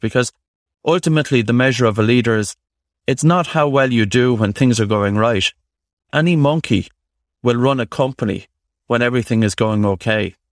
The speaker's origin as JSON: {"language": "English", "country": "Ireland", "tie": "born or raised there", "said": "growing up in Ireland"}